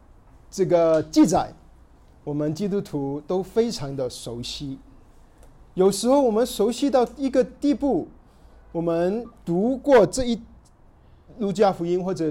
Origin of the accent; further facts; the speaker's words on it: China; 对于我们中国人，读到凯撒奥古斯都，对我们来说好像一点意思都没有。